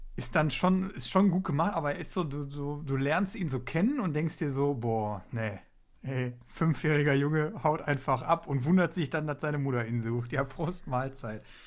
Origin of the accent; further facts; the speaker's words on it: Duisburg, North Rhine-Westphalia, Germany; bei uns in Duisburg